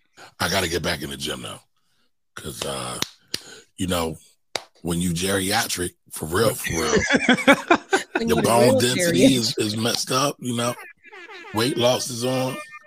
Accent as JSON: {"language": "English", "town": "Philadelphia", "region": "Pennsylvania", "country": "United States", "said": "I'm from Philly"}